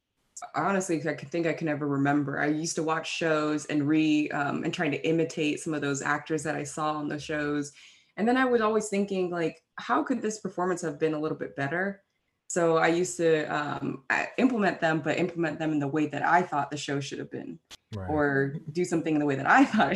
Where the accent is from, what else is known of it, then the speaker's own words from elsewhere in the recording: London, United Kingdom; now in United States; I actually am from England. I was actually born in Fulham, London, England.